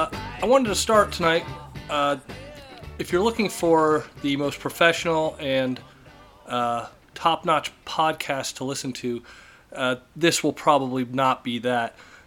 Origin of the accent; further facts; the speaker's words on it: Columbus, Ohio, United States; I'm from the Columbus area